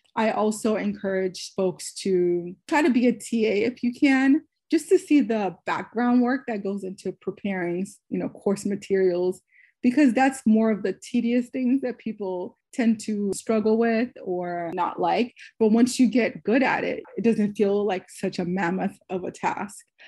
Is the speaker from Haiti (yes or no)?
yes; Haiti; now in United States; I was born in Haiti